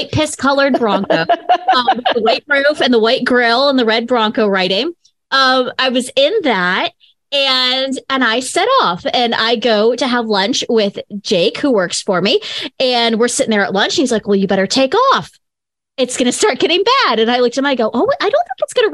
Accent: Buffalo, New York, United States; I grew up near Buffalo, New York

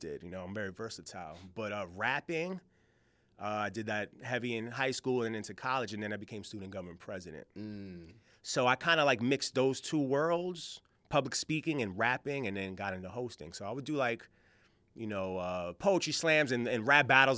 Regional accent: New York, United States; I'm from New York

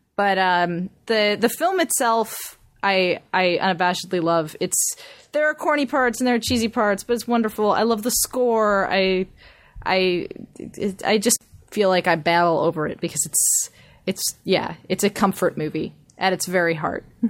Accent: Pasadena, California, United States; I grew up in Pasadena and the Rose Parade went right by my house when I was a kid

